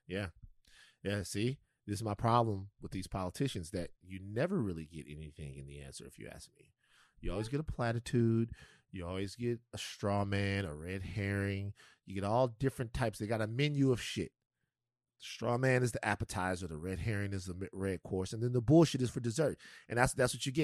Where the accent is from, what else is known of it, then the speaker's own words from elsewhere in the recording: Louisiana, United States; moved away; I come from Louisiana where people get sick.